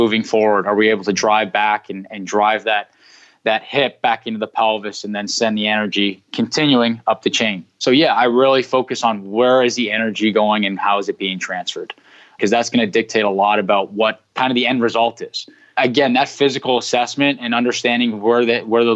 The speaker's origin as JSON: {"language": "English", "country": "Canada", "said": "I'm from Canada"}